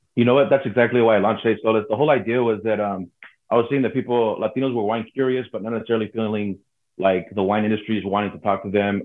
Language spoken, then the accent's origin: English; Modesto, California, United States; also born or lived in Lodi; I'm born and raised in Modesto, Central Valley